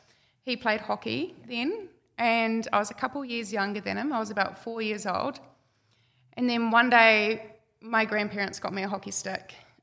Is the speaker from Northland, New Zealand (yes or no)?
yes; Whangarei, Northland, New Zealand; I grew up in Whangarei. I grew up on a small farm. We just had some cows, some beef cows. I just went to the local school.